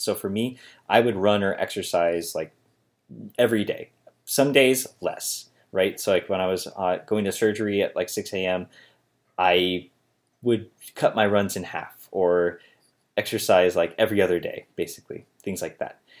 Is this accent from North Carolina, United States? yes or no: no; Holmes County, Ohio, United States; moved away as an adult; also born or lived in Cincinnati; I moved back to my parents' house here in, uh, Holmes County, Ohio